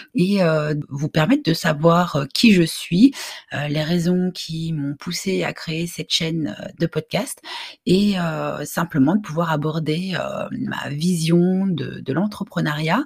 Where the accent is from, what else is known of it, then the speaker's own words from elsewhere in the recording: Brussels, Brussels-Capital Region, Belgium; je suis originaire de Belgique, je suis née à, Bruxelles